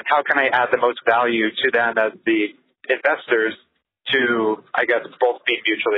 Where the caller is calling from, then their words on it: Anchorage, Alaska, United States; I'm calling from Anchorage, Alaska. I have a fourplex up here